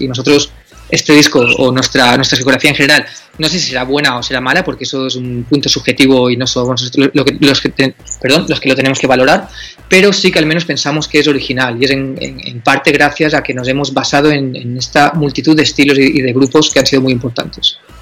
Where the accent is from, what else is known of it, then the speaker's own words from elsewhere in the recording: Alcoy, Valencian Community, Spain; venimos de Alcoy, que es una ciudad que es postindustrial